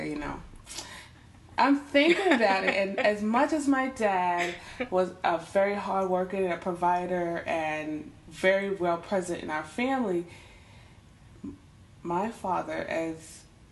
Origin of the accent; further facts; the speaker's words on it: Westchester County, New York, United States; I'm from Westchester County.